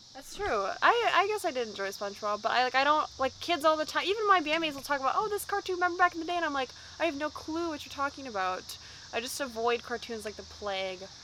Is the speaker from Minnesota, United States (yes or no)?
yes; Minneapolis, Minnesota, United States; We're from Minneapolis, Minnesota